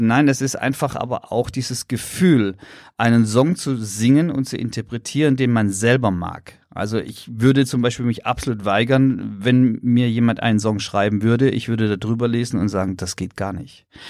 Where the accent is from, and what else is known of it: Pforzheim, Baden-Württemberg, Germany; born or raised there